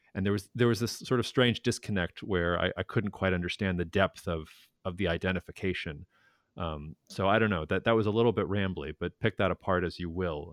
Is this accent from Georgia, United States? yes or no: yes; Atlanta, Georgia, United States; I grew up in Atlanta